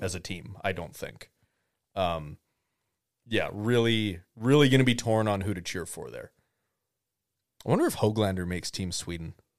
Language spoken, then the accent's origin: English; Canada; I'm Canadian.